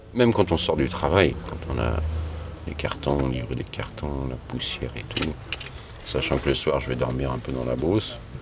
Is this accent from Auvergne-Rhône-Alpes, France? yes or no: yes; Lyon, Auvergne-Rhône-Alpes, France; la base je suis de Lyon.